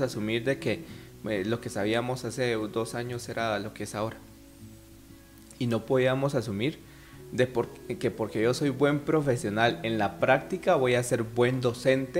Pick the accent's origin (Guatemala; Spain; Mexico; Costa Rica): Guatemala; nuestra visión como sociedad guatemalteca